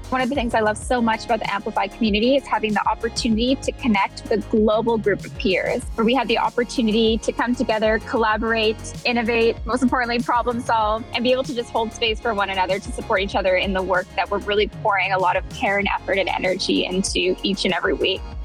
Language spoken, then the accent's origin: English; Michigan, United States; also born or lived in Texas; was born and raised in Michigan with a short stint in Texas as well.